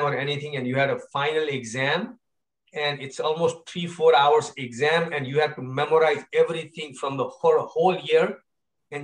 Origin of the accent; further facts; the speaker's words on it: Kathmandu, Bagmati, Nepal; moved away as an adult; now in Stevens Point, United States; I was born and raised in Nepal